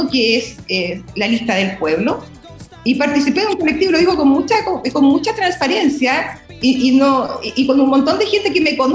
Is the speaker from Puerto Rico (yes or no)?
no; Chihuahua, Mexico; Bueno, decir que yo soy de Chihuahua, que ahora comprendo, ¿no? Ese 5%.